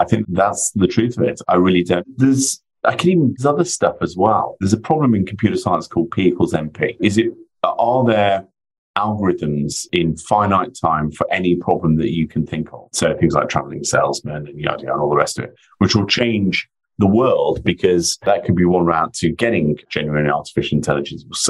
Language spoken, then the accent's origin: English; near Ironbridge Gorge, West Midlands, United Kingdom; I was born and brought up in the Midlands in the UK, a stone's throw away from Ironbridge Gorge